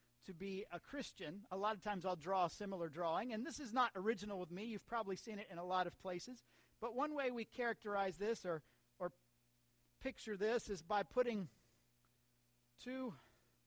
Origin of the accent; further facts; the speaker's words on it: United States; I'm still an American